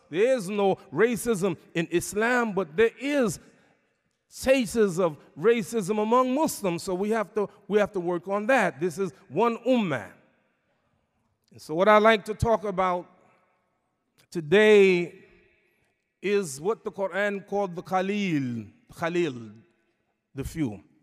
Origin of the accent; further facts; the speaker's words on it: New York City, New York, United States; my hometown, New York City